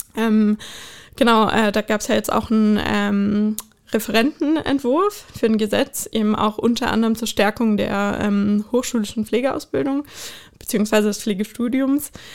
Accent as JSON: {"language": "German", "town": "Bonn", "region": "North Rhine-Westphalia", "country": "Germany", "tie": "born or raised there", "also_born_or_lived": "United States", "moved": "yes", "lives_now": "Berlin, Germany", "said": "ich bin, äh, ursprünglich in Bonn geboren."}